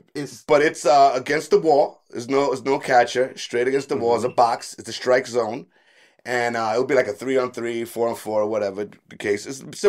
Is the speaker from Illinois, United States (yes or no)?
no; New York City, New York, United States; also born or lived in Bed-Stuy, Brooklyn; growing up in Brooklyn, Bushwick.